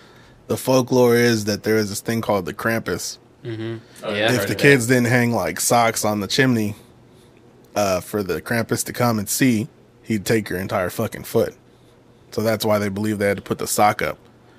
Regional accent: Kansas City, Kansas, United States; we grew up down in Quindaro

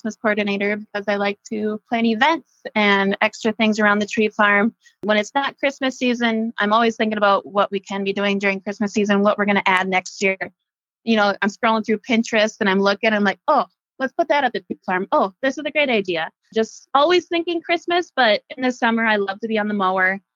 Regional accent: Hancock, Minnesota, United States; also born or lived in Valley City, North Dakota / Morris, Minnesota; I'm originally from Hancock, Minnesota, which is 8 miles from Morris. I grew up on a crop farm.

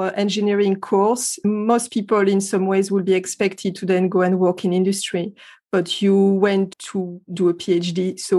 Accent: France; accent: French; English is a second language; my French accent.

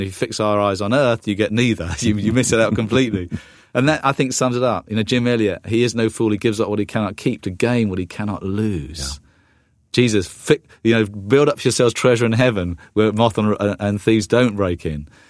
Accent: the south coast of England, United Kingdom; moved away as an adult; also born or lived in London; now in United States; I uh, am a Brit, uh, although I'm half American now. I, I, have my green card, and I'm on the process of getting American citizenship. But you know, I was I was in the UK uh, for most of my life. I've been over here the last 10 years. Uh, grew up on the south coast

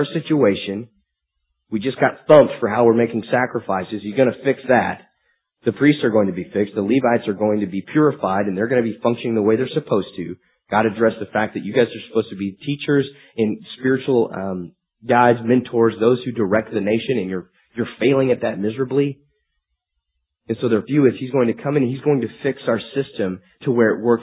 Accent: United States; being American is a good thing, I'm happy about

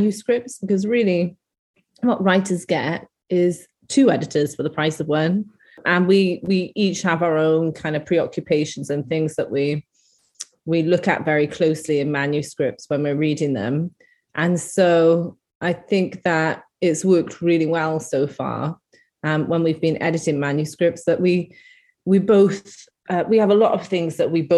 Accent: Caerphilly, Wales, United Kingdom; I'm a Welsh poet myself and grew up in Caerphilly

